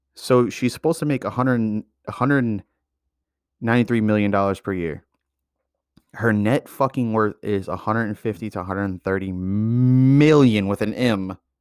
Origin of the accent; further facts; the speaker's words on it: United States; as an American